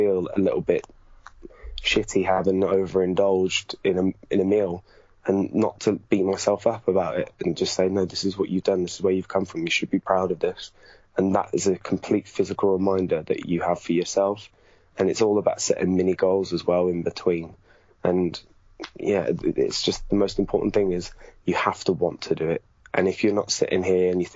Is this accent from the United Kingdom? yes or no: yes; Gloucester, South West England, United Kingdom; where I grew up in Gloucester